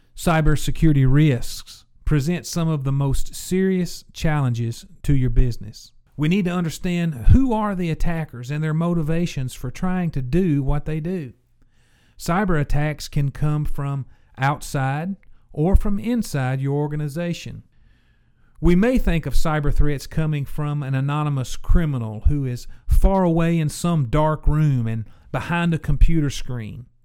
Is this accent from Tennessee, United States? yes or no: yes; Tennessee, United States; became a Blue Raider in my home state at Middle Tennessee State University